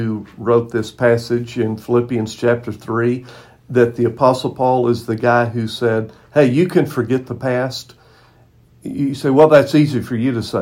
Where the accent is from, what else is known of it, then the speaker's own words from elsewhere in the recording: Texas, United States; I grew up in Texas, and our team won second in state